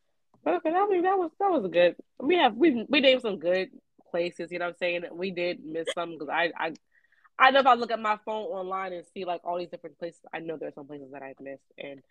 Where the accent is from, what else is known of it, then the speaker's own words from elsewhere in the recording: Philadelphia, Pennsylvania, United States; Now listen, I'm from Philly, so I know what a cheesesteak tastes like.